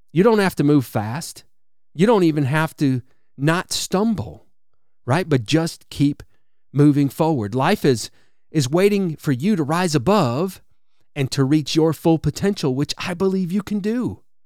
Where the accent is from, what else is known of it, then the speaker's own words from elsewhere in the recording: Wisconsin, United States; now in Alabama, United States; I grew up in Wisconsin, so I'm, I'm familiar with really cold winters